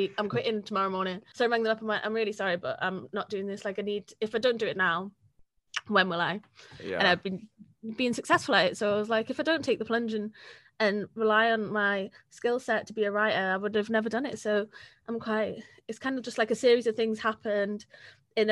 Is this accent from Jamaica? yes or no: no; Wales, United Kingdom; I was very blessed from being Welsh